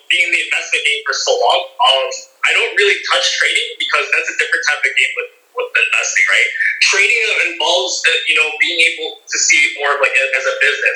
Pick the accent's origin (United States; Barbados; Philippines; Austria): Philippines; we're Filipino